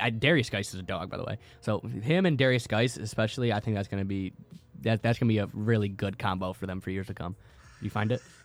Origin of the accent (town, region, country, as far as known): Mayfield, Ohio, United States; born or raised there